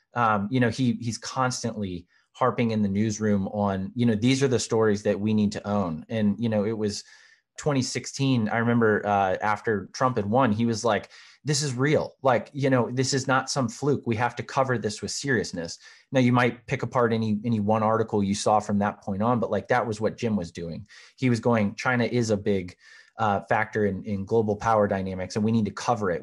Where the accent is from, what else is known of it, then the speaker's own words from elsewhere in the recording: Charleston, South Carolina, United States; moved away; also born or lived in Washington, D.C.; I am originally from Charleston, South Carolina